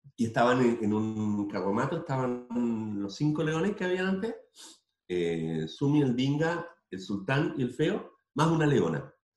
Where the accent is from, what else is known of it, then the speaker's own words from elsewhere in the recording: Tomé, Biobío, Chile; moved away; also born or lived in Concepción; mi pueblo natal